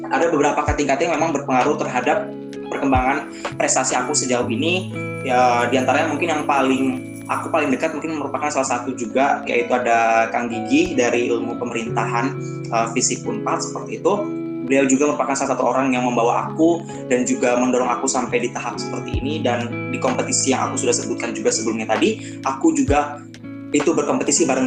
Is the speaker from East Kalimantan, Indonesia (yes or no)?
yes; Samarinda, East Kalimantan, Indonesia; karena kebetulan aku anak rantau dari kota Samarinda Kalimantan Timur dan itu benar-benar jadi tantangan tersendiri bagi aku